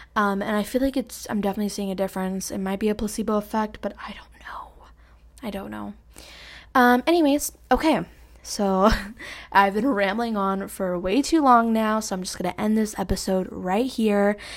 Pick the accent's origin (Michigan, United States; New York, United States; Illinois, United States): New York, United States; New York City; Jackson Heights, Queens, New York. Like, I grew up there